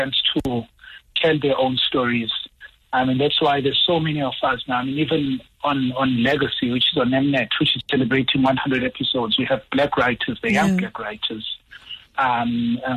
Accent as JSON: {"language": "English", "region": "Mpumalanga", "country": "South Africa", "said": "I'm from Mpumalanga."}